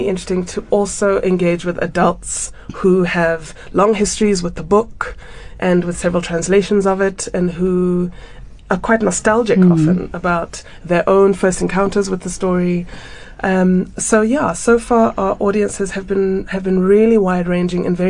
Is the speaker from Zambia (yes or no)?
yes; Zambia; also born or lived in United Kingdom / United States / Cape Town, South Africa; now in Johannesburg, South Africa; I am from Zambia. I was born in Zambia, and went to boarding school in the UK and undergrad in the US.